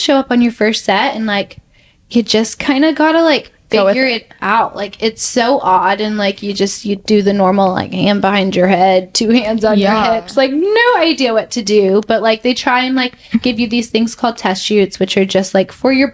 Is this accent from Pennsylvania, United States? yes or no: no; just outside of Dallas, Texas, United States; moved away as an adult; now in New York, United States; I grew up just right outside of Dallas.